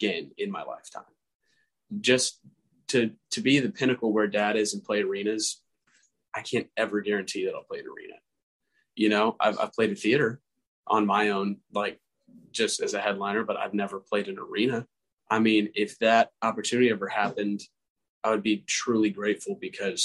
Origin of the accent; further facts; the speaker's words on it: Marietta, Georgia, United States; I was born in Marietta, Georgia, small town